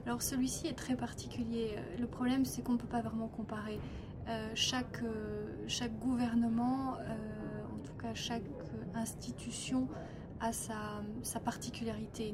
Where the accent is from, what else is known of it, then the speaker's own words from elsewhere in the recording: France; chez nous en France